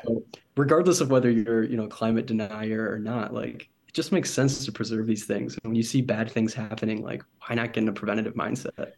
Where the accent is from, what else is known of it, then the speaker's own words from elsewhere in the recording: Michigan, United States; I'm from Michigan, um, originally Michigan in the United States.